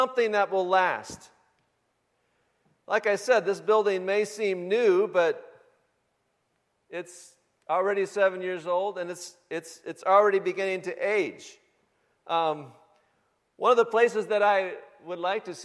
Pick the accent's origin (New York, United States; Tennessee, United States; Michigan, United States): Michigan, United States; moved away; The home that I grew up in back in Michigan